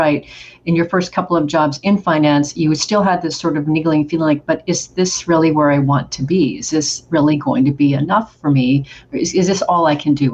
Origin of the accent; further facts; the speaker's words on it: Oregon, United States; moved away as an adult; also born or lived in Spain / Brazil; I'm from Oregon originally, small town, and then got the chance to live in Spain and Brazil in my mid-20s